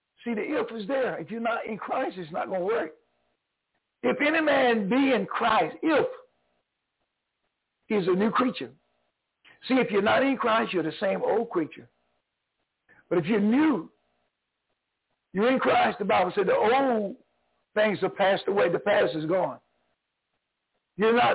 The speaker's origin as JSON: {"language": "English", "region": "North Carolina", "country": "United States", "also_born_or_lived": "New York", "moved": "yes", "said": "I'm originally from North Carolina. I'm a Tar Heel"}